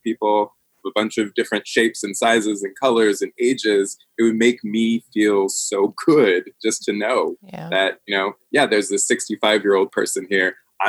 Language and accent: English; the South, United States; And that I grew up in the South on military bases throughout the country.